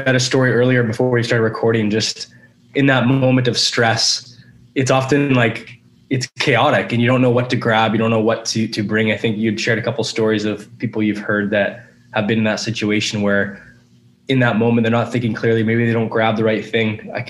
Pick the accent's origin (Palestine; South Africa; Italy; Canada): Canada; British Columbia; And I think as British Columbians and probably Canadians too, we don't have often, and I'm generalizing here, but a sense of urgency often.